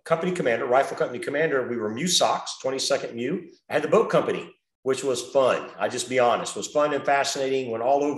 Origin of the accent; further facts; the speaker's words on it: South Florida, United States; moved away as an adult; Born and raised in Florida, Central Florida, then grew up in South Florida